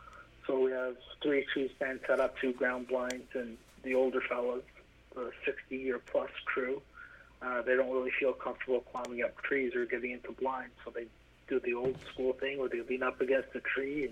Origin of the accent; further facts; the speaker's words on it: Vaughan, Ontario, Canada; So I'm from Vaughan.